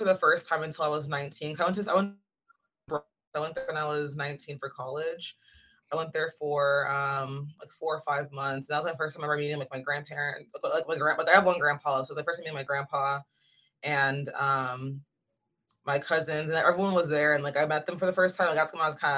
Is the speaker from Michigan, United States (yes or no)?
no; Goodyear, Arizona, United States; now in Los Angeles, United States; I'm from Phoenix, but not really Phoenix. It's like a little bit outside of Phoenix. It's called Goodyear